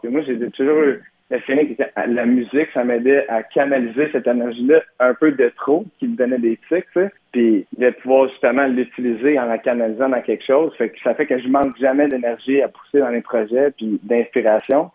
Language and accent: French; Gatineau, Quebec, Canada; je viens de Gatineau